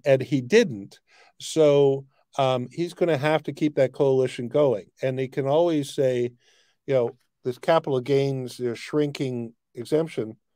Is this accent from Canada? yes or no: yes; Canada; as a Canadian